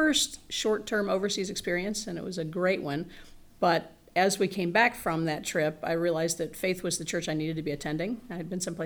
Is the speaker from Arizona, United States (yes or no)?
no; central Indiana, United States; I grew up in Indiana, central Indiana, and have been here essentially all of my life